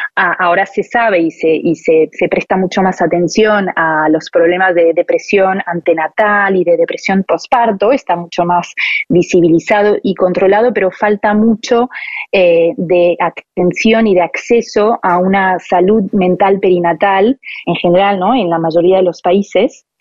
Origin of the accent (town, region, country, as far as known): Paris, Île-de-France, France; born or raised there; moved away as an adult; also born or lived in Buenos Aires, Argentina; now in Barcelona, Spain